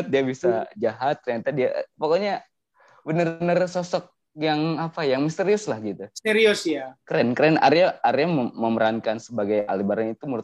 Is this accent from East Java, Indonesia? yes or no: no; Subang, West Java, Indonesia; dari Subang